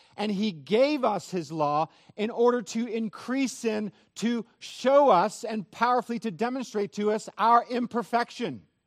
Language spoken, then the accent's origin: English; Northern California, United States; I am from Northern California